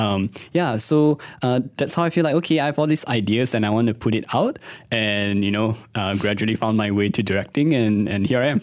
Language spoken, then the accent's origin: English; Kuala Lumpur, Malaysia; I was born in, born and raised in K L